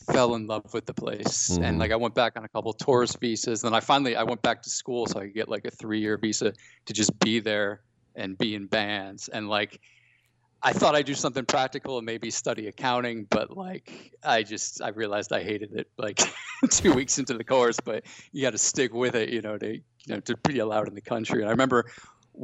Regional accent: Connecticut, United States; moved away as an adult; also born or lived in Boston / London; growing up in Connecticut

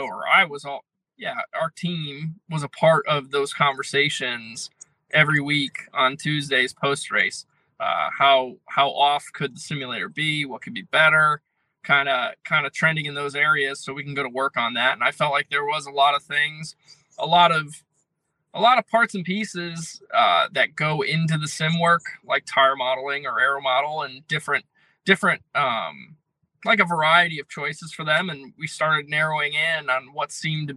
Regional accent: Connecticut, United States; I'm from Connecticut

